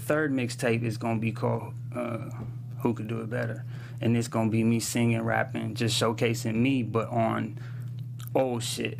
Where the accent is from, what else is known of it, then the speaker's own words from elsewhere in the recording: Jersey City, New Jersey, United States; also born or lived in San Pedro, Los Angeles; It's called Jersey City because that's where I'm from, you know.